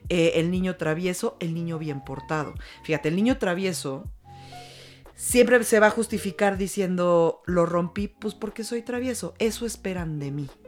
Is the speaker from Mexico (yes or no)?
yes; Mexico; como mujeres mexicanas